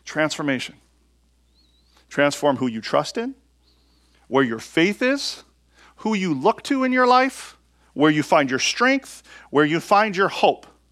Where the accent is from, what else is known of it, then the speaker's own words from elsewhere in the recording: United States; I'm an American